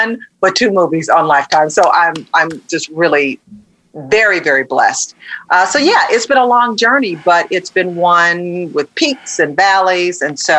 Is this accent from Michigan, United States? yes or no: yes; Detroit, Michigan, United States; born or raised there